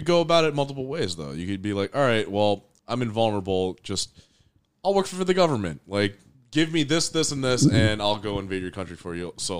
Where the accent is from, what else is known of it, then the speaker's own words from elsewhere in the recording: New Jersey, United States; that's because I'm from Jersey.